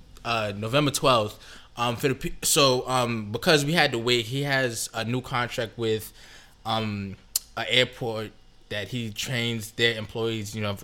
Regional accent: New York, United States; I'm 26, but I've never experienced, like, overt racism that way. I mean, it's because I'm from New York, probably.

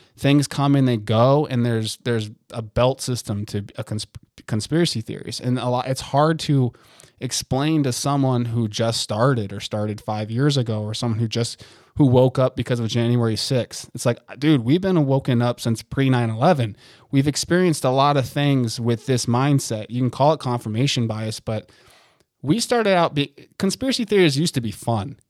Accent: United States; I'm fucking American as shit

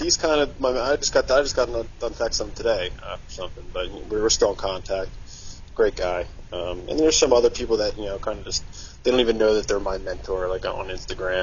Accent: Delaware County, Pennsylvania, United States; moved away as an adult; now in Delaware, United States; I'm originally from Delaware County, Pennsylvania, and then I moved, after I got out of the military, I moved to Delaware.

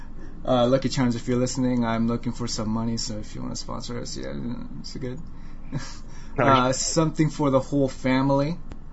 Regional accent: United States; accent: American; I have an accent. I have an American accent

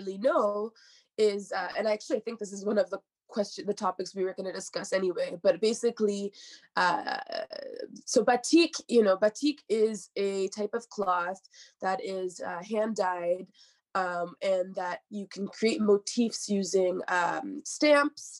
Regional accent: Hamilton, Ontario, Canada; moved away as an adult; now in Montreal, Canada; I'm from Ontario, I'm from Hamilton.

